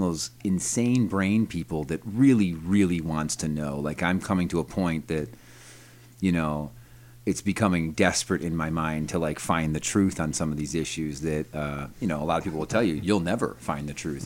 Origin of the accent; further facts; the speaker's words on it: Brighton, New York, United States; also born or lived in Rochester, New York; I grew up in Brighton, New York, which is a little, you know, kinda rich suburb of Rochester